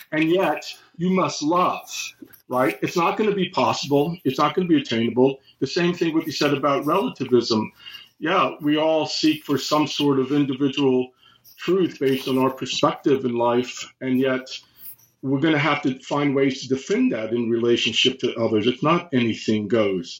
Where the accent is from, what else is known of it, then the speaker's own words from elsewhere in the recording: United States; I read it as an American, of course, during the Cold War